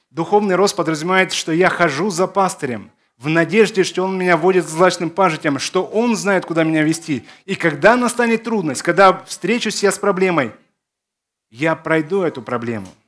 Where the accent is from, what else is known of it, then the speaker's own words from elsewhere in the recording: Belarus; born there; also born or lived in Zakarpattia; Мое детство прошло в Закарпатье. Родился я в Беларуси, но на лето меня сдавали э, в Закарпатье как дешевую рабочую силу.